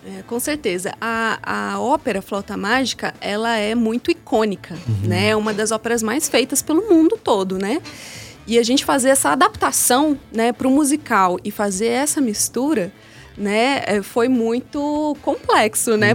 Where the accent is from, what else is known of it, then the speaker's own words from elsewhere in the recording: interior of São Paulo, Brazil; now in Belo Horizonte, Brazil; Eu sou do interior de São Paulo